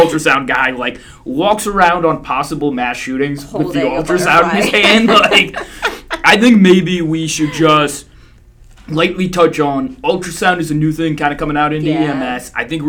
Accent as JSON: {"language": "English", "region": "Indiana", "country": "United States", "moved": "yes", "said": "I'm from Indiana. The town I'm from out there"}